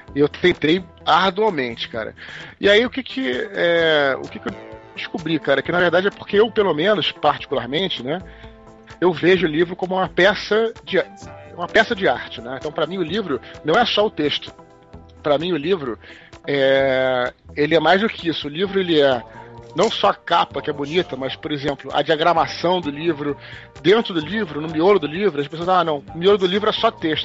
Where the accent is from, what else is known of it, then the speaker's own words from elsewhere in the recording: Brazil; also born or lived in United States; sou brasileiro